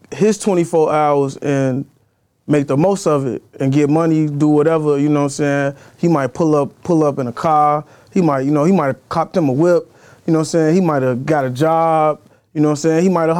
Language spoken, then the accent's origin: English; Chicago, Illinois, United States; I'm from Austin, like Chicago Avenue Central.